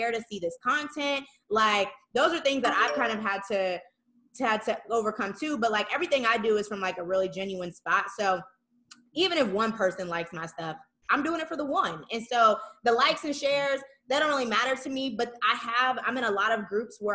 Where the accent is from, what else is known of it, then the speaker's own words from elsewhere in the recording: Saginaw, Michigan, United States; moved away as an adult; we're from Sag.